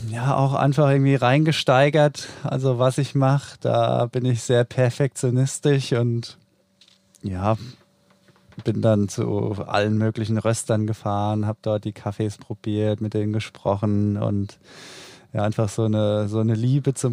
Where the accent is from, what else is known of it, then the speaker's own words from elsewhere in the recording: Odenwald, Germany; now in Düsseldorf, Germany; Mein zweites Zuhause nenne ich ja immer China. Und ja, eigentlich komme ich aus dem Odenwald, spiele aber jetzt schon ja, seit Ewigkeiten auch für Borussia Düsseldorf.